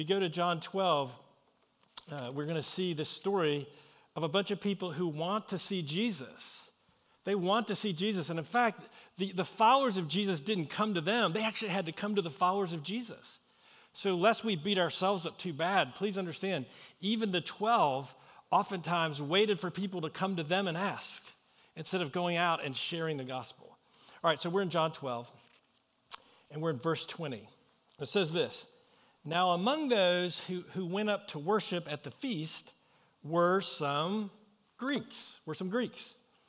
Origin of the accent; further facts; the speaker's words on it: Roanoke, Virginia, United States; we're from Big Lick. Do you know Roanoke was called Big Lick before it was Roanoke?